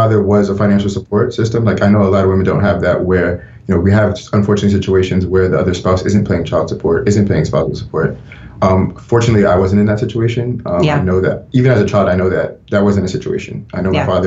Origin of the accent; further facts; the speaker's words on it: Rockland County, New York, United States; also born or lived in Pennsylvania; I love growing up in New York. I love being from New York. I love Rockland